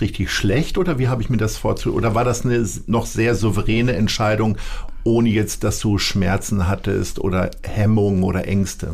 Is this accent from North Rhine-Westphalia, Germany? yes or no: no; Lower Saxony, Germany; moved away as an adult; now in Hamburg, Germany; Sturmfest und Erdverwachsen heißt es ja in unserer Landeshymne